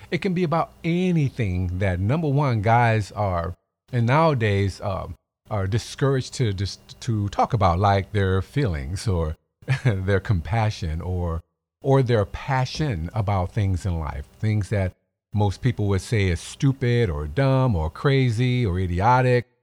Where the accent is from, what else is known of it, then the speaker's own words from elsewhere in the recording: Chicago, Illinois, United States; I'm from Chicago